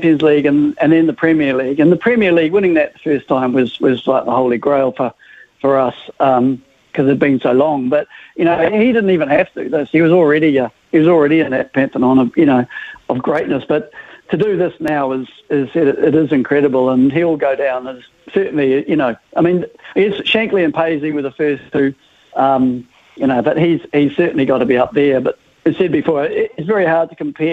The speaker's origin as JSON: {"language": "English", "country": "New Zealand", "tie": "born or raised there", "also_born_or_lived": "Liverpool, England", "accent": "New Zealand", "said": "I came out here when I was young, so... So I'm a Kiwi, sort of, you know, 95% of the time"}